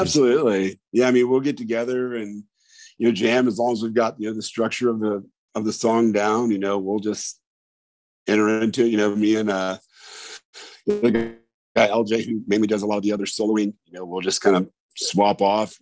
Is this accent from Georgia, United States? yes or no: no; Indiana, United States; now in Memphis, United States; I'm originally from Indiana, moved down here in 2000